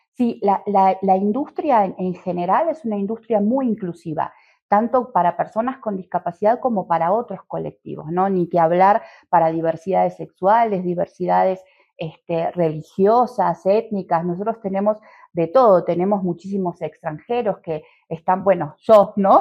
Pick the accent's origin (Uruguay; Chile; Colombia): Uruguay; moved away as an adult; also born or lived in Montevideo / Argentina; now in Mexico; soy uruguaya, em, aunque he vivido bastante tiempo en Argentina y ya hace bastante que estoy en México también